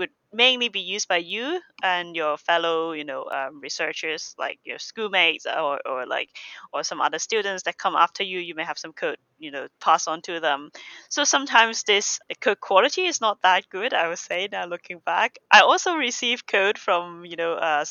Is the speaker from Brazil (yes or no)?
no; Hong Kong; moved away as an adult; now in United Kingdom; I'm from Hong Kong